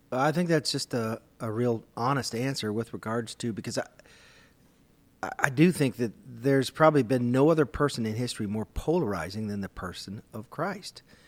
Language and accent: English; Minnesota, United States; I grew up in Minnesota